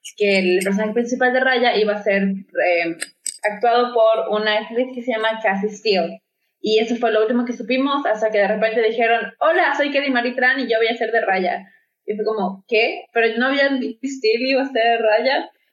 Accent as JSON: {"language": "Spanish", "country": "Mexico", "said": "yo por lo menos como eh, mexicana"}